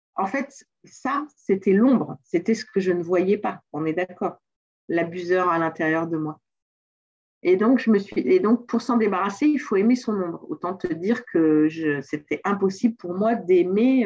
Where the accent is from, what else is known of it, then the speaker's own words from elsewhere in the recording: Le Mans, Pays de la Loire, France; moved away; also born or lived in South America / Antilles; je suis née au Mans, en France